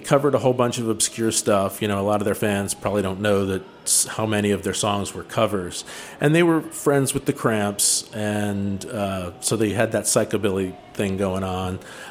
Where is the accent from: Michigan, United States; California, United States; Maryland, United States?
Maryland, United States; Cheverly; I grew up out in the suburbs in one of the original Chevrolet Hillbillies, Chevrolet, Maryland, out in PG County